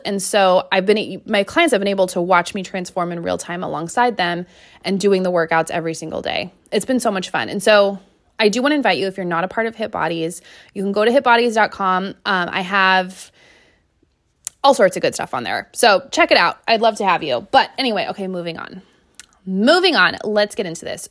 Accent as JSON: {"language": "English", "town": "Seattle", "region": "Washington", "country": "United States", "said": "I am from Seattle"}